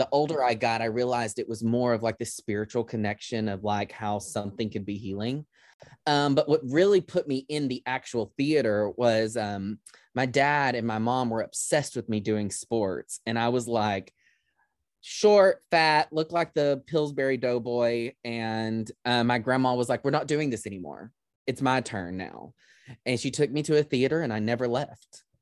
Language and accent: English; near Dallas, Texas, United States; Dallas is just right down the highway from my hometown